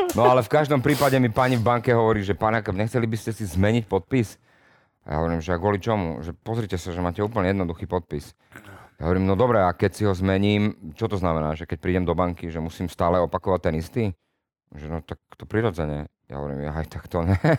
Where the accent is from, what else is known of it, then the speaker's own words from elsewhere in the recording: Nitra Region, Slovakia; also born or lived in Čifáre / Nitrianske Hrnčiarovce / Vráble; narodil som sa v Nitre, potom som začal vyrastať, e, moja mama pochádza z Čifár